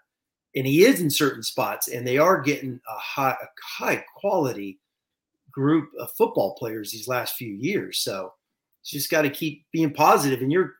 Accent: California, United States; now in Boston, United States; I grew up in California.

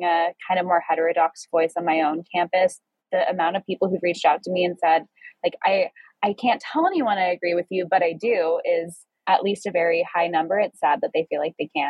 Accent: New York, United States; being a young person growing up in New York

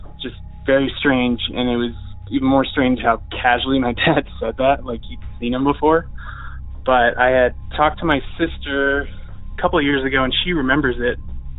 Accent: Montana, United States; now in Central Oregon, United States; I'm calling from Central Oregon, but I'm originally from Montana.

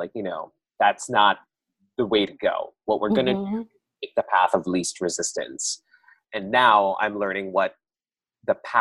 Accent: Philippines; now in Brooklyn, United States; as Filipino immigrants

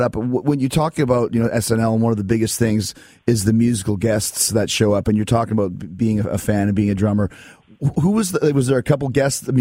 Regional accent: Winnipeg, Manitoba, Canada; I'm from Winnipeg, just like Neil is, and that's the total Winnipeg accent

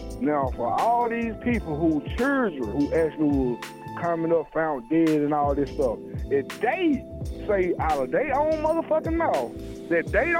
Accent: Atlanta, Georgia, United States; I am actually from Atlanta.

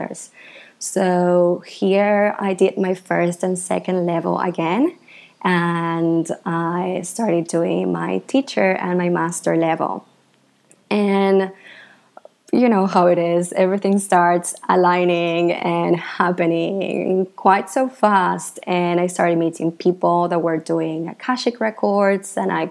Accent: Argentina; moved away as an adult; now in Bali, Indonesia; I am from Argentina originally. I grew up there

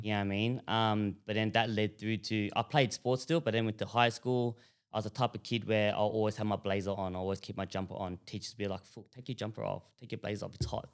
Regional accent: Broadmeadows, Victoria, Australia; So growing up, we grew up in Broadmeadows.

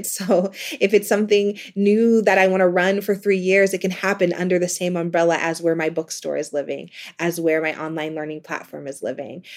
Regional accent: Ohio, United States; moved away as an adult; also born or lived in New York City; administrative support in my hometown of Ohio

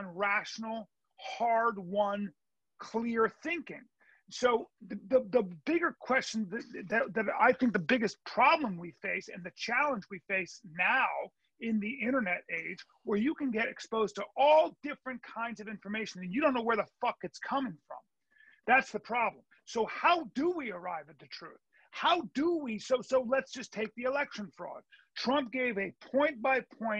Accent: United States; as an American who has to believe in his election system

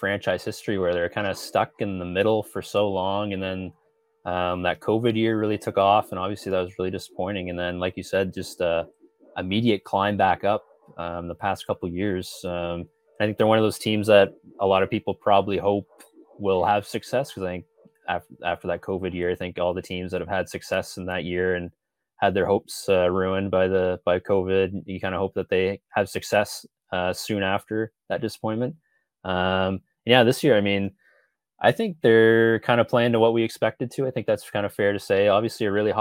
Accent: St. Stephen, New Brunswick, Canada; I'm originally from the St. Stephen area, grew up there

